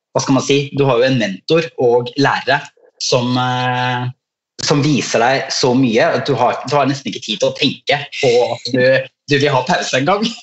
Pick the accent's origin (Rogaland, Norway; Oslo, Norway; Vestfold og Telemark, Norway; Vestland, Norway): Vestfold og Telemark, Norway; Skien; jeg er jo fra Skien i Telemark